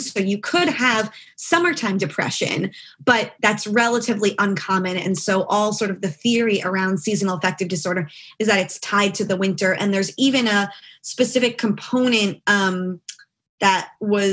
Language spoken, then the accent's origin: English; Freehold, New Jersey, United States; moved away as an adult; also born or lived in Tromsø, Norway / Scotland; I'm from the town where Bruce Springsteen is from